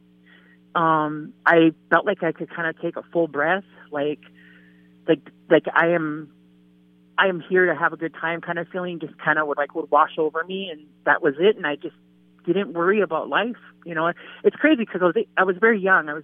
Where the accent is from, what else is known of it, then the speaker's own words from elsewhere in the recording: Fort Yates, North Dakota, United States; moved away as an adult; also born or lived in Bismarck, North Dakota; now in Minot, United States; I was born in Fort Yates, North Dakota. I'm from the Standing Rock Reservation.